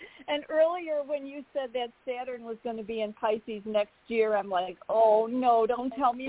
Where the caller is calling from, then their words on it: Arizona, United States; I can't. I'm literally stuck in Arizona.